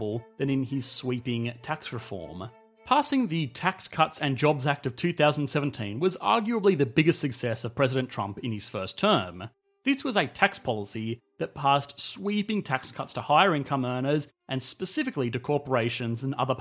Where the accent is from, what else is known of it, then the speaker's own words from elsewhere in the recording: Australia; I am an Australian